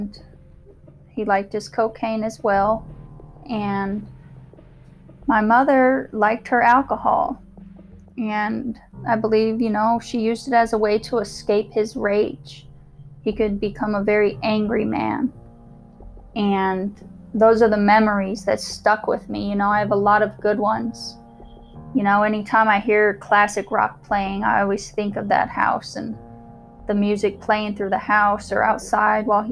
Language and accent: English; Omaha, Nebraska, United States; So I was born in Omaha, Nebraska during 1984.